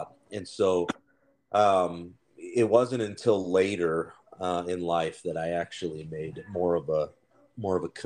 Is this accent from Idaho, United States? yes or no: yes; Nampa, Idaho, United States; also born or lived in Anaheim, California; I did grow up in Idaho, Nampa to be exact